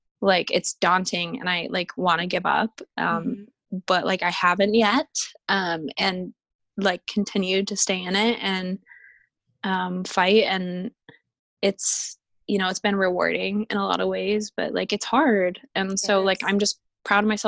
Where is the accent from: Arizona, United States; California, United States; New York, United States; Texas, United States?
Arizona, United States; I'm from Arizona where it's like a dry oven